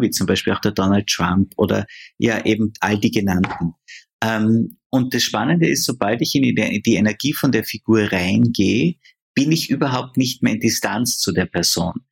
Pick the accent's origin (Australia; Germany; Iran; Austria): Austria; bei uns in Österreich